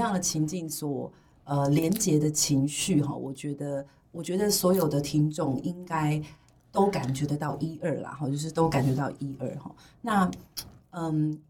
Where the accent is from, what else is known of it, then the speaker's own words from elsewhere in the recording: Tainan, Taiwan; 我是台南